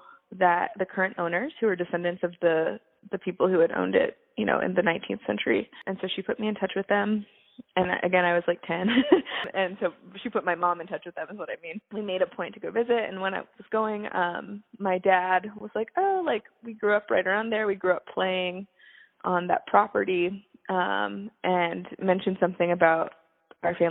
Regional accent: Fluvanna County, Central Virginia, United States; also born or lived in Williamsburg, Virginia / Braddock, Pennsylvania / North Carolina; I grew up in Central Virginia, about 15 miles southeast of Charlottesville in Fluviana County.

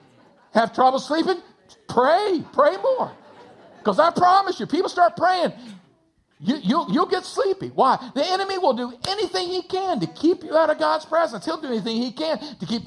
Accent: Texas, United States; I grew up in a small town in between San Antonio and Austin, Texas

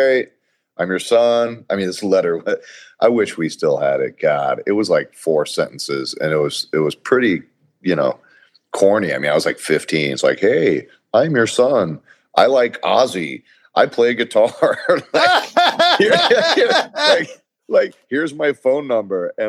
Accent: Corpus Christi, Texas, United States; I grew up in Corpus Christi, Texas, where it was all about football and heavy metal

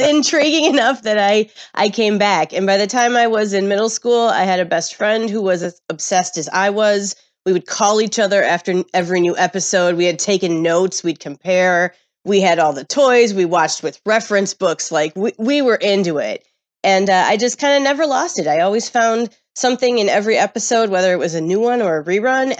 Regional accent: Midwest, United States; I grew up in the Midwest

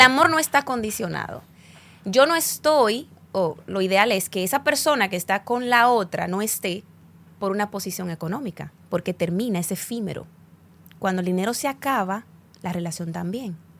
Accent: Dominican Republic

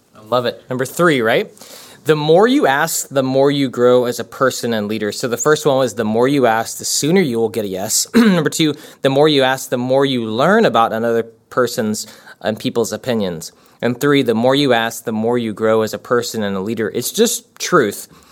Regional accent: United States; we're from America

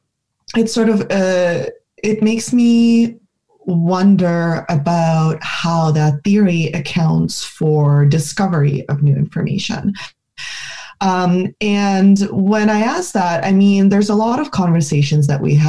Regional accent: Ukraine; we saw it in Ukraine, my home country

